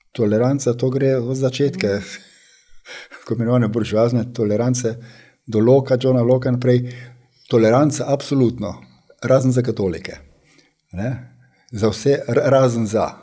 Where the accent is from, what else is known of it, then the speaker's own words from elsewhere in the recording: Slovenia; smo Slovenci